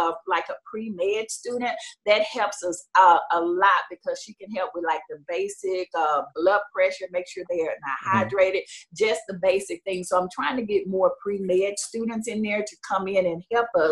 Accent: Houston, Texas, United States; I started feeding kids in the Acres Home area because I grew up in Acres Home and Fifth Ward.

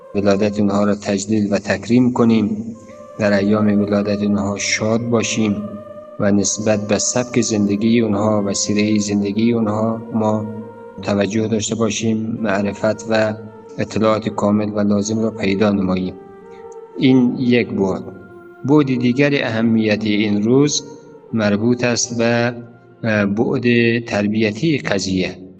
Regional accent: Afghanistan; ما همه ما افغانستانی هستیم

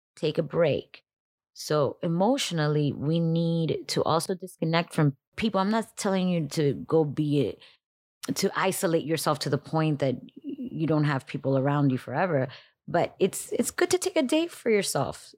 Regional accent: Miami, Florida, United States; also born or lived in Dominican Republic; I was born in Dominican Republic, raised in Miami

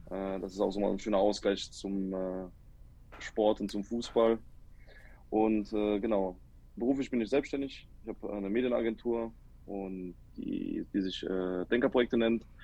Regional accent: Cologne, North Rhine-Westphalia, Germany; ich bin eine Kölsche Jung, also ich komme hier aus dem Rheinland, aus dem schönen Köln. Äh, meine Eltern kommen aus Kroatien, aber ich bin hier in Deutschland geboren und hier aufgewachsen.

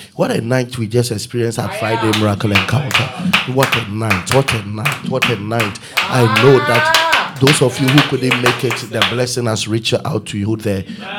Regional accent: Ghana; I'm a Ghanaian. I'm in Ghana.

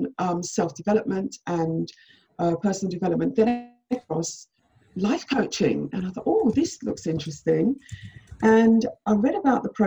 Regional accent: Jamaica; I was born in Jamaica

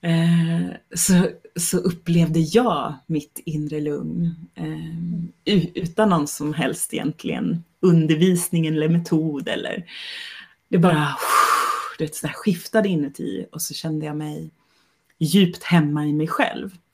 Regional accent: Sweden; jag är svensk kvinna

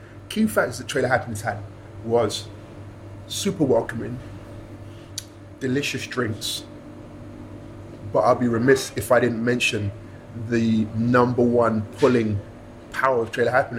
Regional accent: London, United Kingdom; I'm from West London

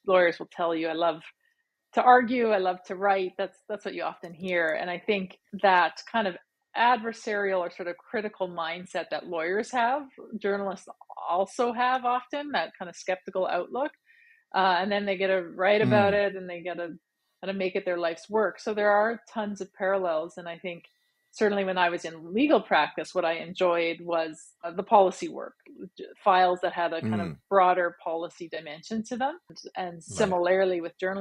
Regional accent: Steinbach, Manitoba, Canada; moved away as an adult; also born or lived in Paris; now in Toronto, Canada; I am originally from Manitoba. I grew up in small town Manitoba, and actually Steinbeck

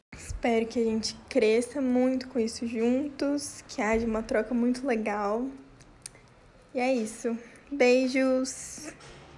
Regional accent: Goiás, Brazil; Eu sou goiana

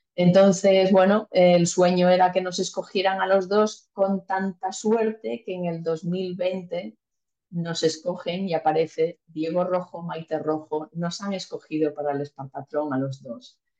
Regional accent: Malpica, Galicia, Spain; moved away; also born or lived in Mallorca; mi pueblo, de Malpica

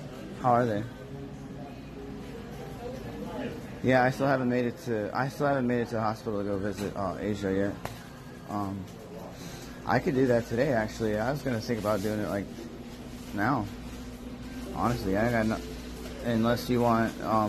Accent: Fort Myers, Florida, United States; so we're from Fort Myers area

